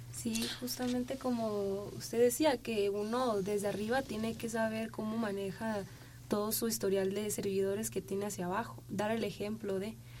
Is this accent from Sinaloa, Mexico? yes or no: yes; Sinaloa, Mexico; moved away; representando mi tierra, que quiero tanto y que te extraño demasiado